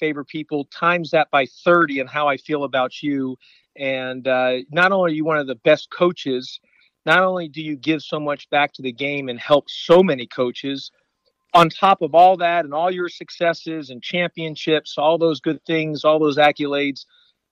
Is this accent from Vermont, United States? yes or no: no; Kingwood, Texas, United States; moved away; growing up in Kingwood, Texas